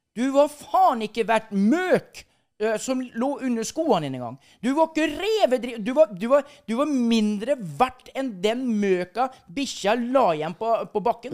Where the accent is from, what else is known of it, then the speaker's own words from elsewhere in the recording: Skjeberg, Østfold, Norway; født eh, by the border, by the Sweden border, i, eh, mellom Halden og Sarpsborg, Skjeberg. Der er der jeg kommer ifra